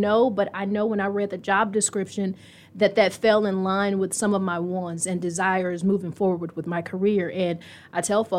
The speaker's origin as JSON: {"language": "English", "region": "Texas", "country": "United States", "tie": "born or raised there", "also_born_or_lived": "Indianapolis", "said": "And so I grew up mainly in Texas, but would hit rough patches with family and would end up moving back here with family who also lived here."}